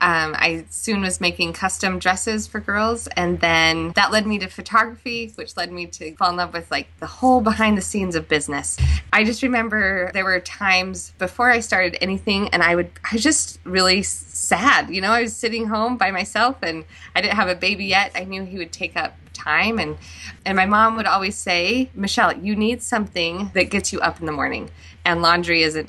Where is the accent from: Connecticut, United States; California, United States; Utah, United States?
Utah, United States; Castle Dale; I was born and raised in a small town in Utah, Castledale.